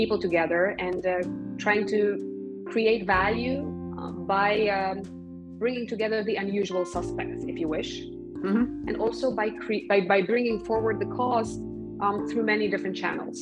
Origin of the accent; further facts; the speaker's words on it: Poland; now in Brussels, Belgium; I'm from Poland. I've been living in Brussels for a number of years now, but originally I'm from